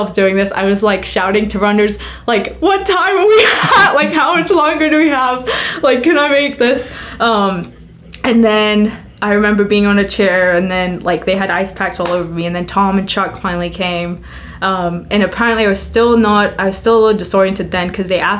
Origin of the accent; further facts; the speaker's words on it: Cyprus; And I'm from Cyprus. It's hot. It's hot here.